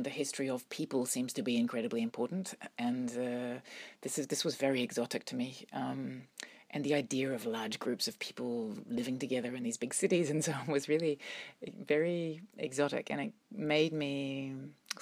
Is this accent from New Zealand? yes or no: yes; New Zealand; now in Brussels, Belgium; growing up in New Zealand, I think my experience anyway, was that you're very aware of the power of nature